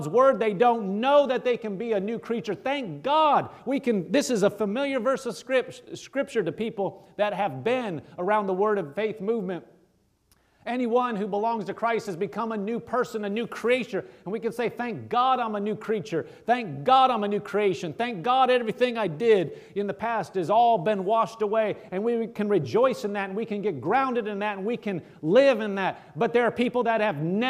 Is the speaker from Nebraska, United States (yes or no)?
yes; Nebraska, United States; I'm from Nebraska.